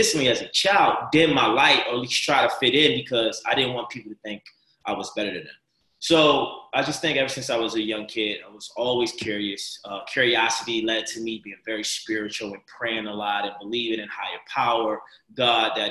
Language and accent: English; Baltimore, Maryland, United States; I'm from Baltimore, Maryland, where growing up in Baltimore City, a lot of violence